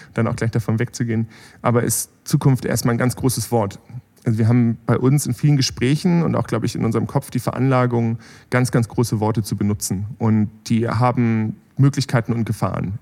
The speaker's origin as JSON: {"language": "German", "region": "Bremen", "country": "Germany", "tie": "born or raised there", "also_born_or_lived": "Berlin", "moved": "as an adult", "lives_now": "Heilbronn, Germany", "said": "ich bin da, da in Bremen aufgewachsen"}